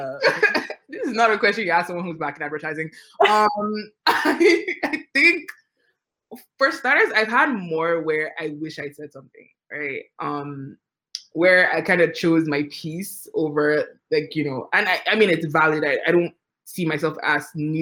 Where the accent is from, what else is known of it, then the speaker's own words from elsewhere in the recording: Nigeria; moved away; I'm an immigrant, right? So, like, I grew up in Nigeria